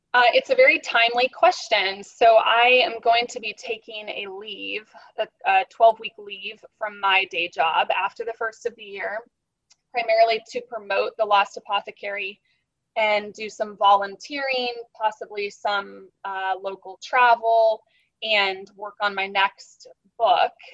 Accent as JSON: {"language": "English", "region": "Kansas", "country": "United States", "tie": "born or raised there", "also_born_or_lived": "Wichita, Kansas", "moved": "as an adult", "lives_now": "St. Petersburg, United States", "said": "I am from Kansas, which is smack dab in the middle of the United States. I was born in essentially Kansas City, which is the northeast part of the state"}